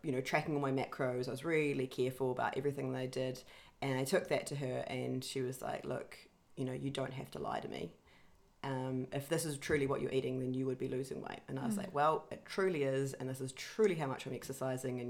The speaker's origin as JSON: {"language": "English", "country": "New Zealand", "moved": "yes", "said": "my home country of New Zealand"}